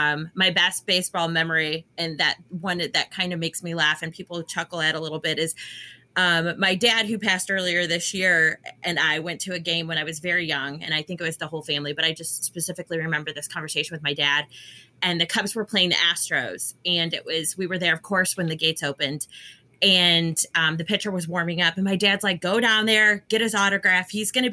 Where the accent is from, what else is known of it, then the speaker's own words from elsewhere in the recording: 2 hours west of Chicago, Illinois, United States; I come from a very long line of Cubs fans. I grew up 2 hours west of Chicago.